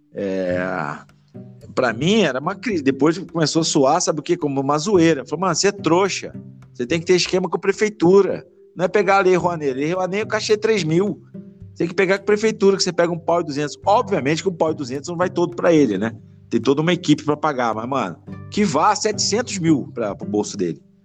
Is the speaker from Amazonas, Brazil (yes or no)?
no; Petrópolis, Rio de Janeiro, Brazil; Eu sou, sou de Petrópolis